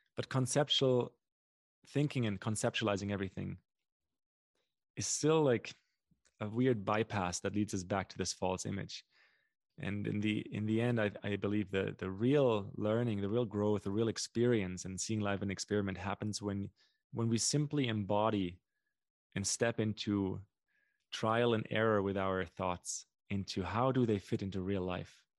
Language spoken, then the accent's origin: English; Germany; English is a second language; moved away as an adult; also born or lived in North America; now in Brazil; my, my German ears